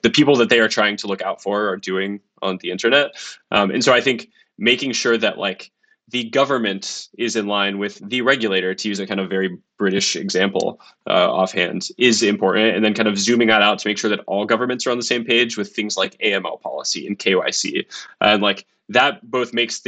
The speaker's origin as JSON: {"language": "English", "country": "United States", "moved": "yes", "lives_now": "London, United Kingdom", "said": "I'm American. I live in London"}